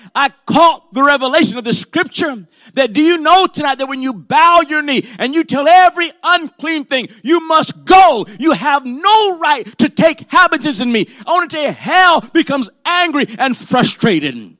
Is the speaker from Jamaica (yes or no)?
no; Puerto Rico; I was born in Puerto Rico, and my grandmother and them, they like to practice brujeria and santeria